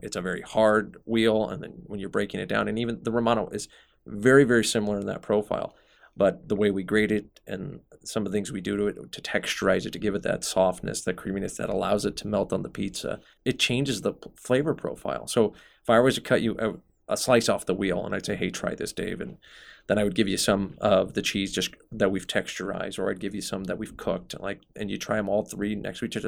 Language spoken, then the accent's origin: English; Omaha, Nebraska, United States; moved away as an adult; also born or lived in San Francisco, California; when I came back to Omaha